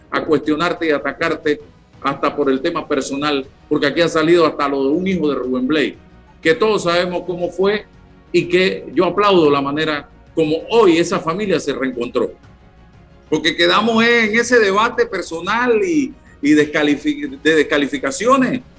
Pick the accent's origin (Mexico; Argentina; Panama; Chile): Panama; porque tiene todo el derecho como panameño, como Rolando, como César y como yo, a opinar, a hacer propuestas.